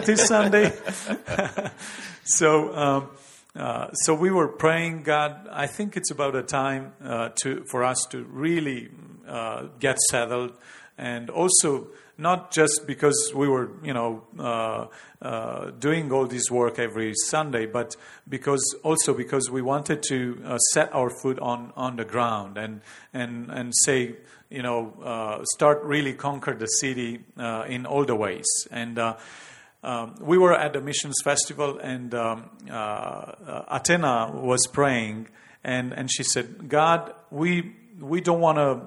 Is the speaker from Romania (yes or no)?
yes; Romania; we are actually born and raised in Romania.